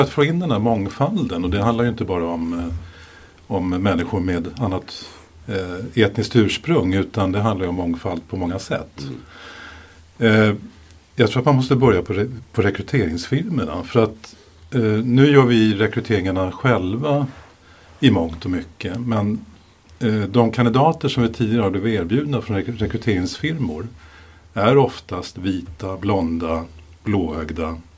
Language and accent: Swedish; Sweden; Jag är ju ursvensk